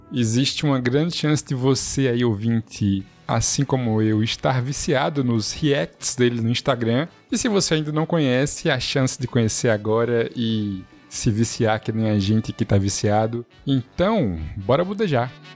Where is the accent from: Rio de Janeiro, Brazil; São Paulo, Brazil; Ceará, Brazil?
Ceará, Brazil; Cariri; somos do Cariri